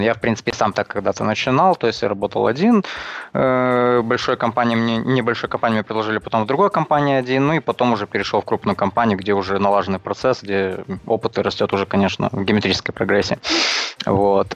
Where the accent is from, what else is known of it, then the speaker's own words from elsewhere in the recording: Chișinău, Moldova; now in Transnistria, Moldova; Я сам из Приднестровья, ну как, официально. Вот. Сам я родился в Кишиневе, а живу в Приднестровье уже много лет